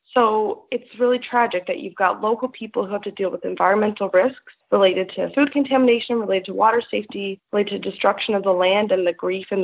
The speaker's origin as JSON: {"language": "English", "town": "Corner Brook", "region": "Newfoundland and Labrador", "country": "Canada", "moved": "yes", "said": "I'm originally from Cornerbrook, Newfoundland and Labrador, which is on the island. It's not in Labrador."}